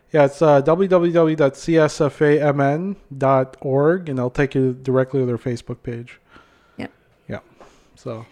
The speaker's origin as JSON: {"language": "English", "country": "Philippines", "tie": "born or raised there", "moved": "yes", "lives_now": "Minnesota, United States", "said": "growing up in the Philippines"}